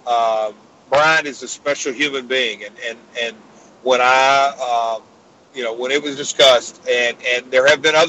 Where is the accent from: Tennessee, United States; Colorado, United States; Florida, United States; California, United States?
Tennessee, United States; Nashville; my hometown of Nashville